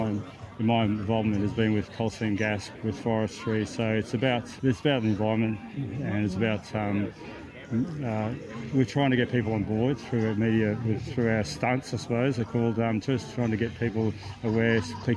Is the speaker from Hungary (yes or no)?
no; Coffs Harbour, New South Wales, Australia; and we're from Coffs Harbour. We picked up a few people on the way in the bus, and I'm from that area myself